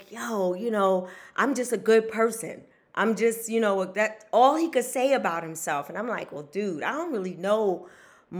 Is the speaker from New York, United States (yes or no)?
yes; New York City, New York, United States; I grew up in Wagner Projects